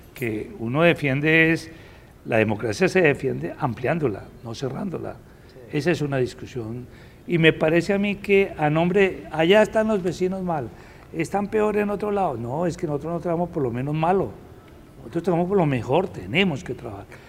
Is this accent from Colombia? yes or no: yes; Bogotá, Colombia; Yo soy bogotano